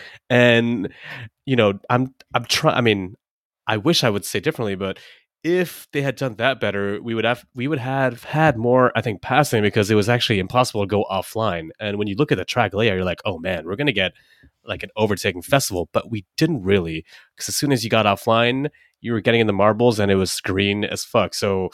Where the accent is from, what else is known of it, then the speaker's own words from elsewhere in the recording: United Kingdom; And then he realized, oh shit, I'm British.